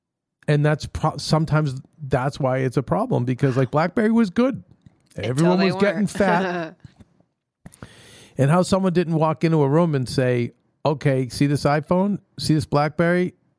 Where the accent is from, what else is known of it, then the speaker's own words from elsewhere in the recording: Australia; This is one of the weeks where I'm kind of tired of being Aussie.